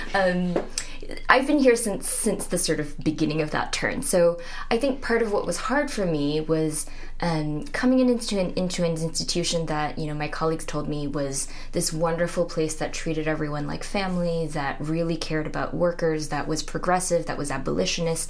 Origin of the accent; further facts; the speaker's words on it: Singapore; moved away as an adult; also born or lived in Minnesota, United States / Poughkeepsie, New York, United States; now in Oberlin, United States; I grew up, was born and raised in Singapore, and came to the U.S. when I was 19 for college.